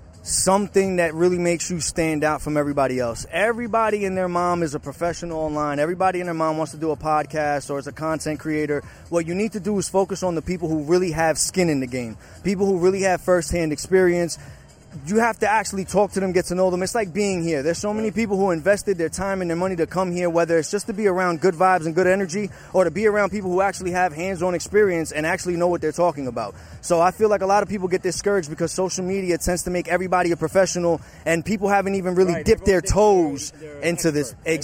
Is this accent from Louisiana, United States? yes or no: no; Huntington Station, New York, United States; Long Island, New York as well. Huntington Station.